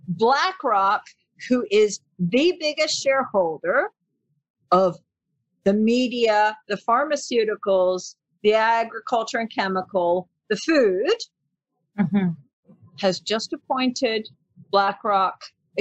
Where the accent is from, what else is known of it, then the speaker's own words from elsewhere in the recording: Panama; accent: American; also born or lived in England / Australia / New Zealand; My dad is from New Zealand and my mom is English. So I've lived mainly in Panama most of my life. I've lived in England, Australia, New Zealand, and I speak English with an American accent.